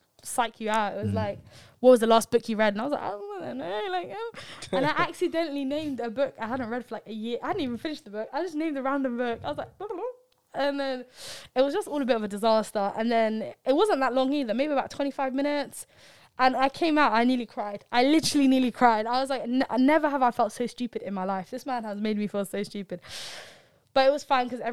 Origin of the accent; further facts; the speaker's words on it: London, United Kingdom; I'm from London.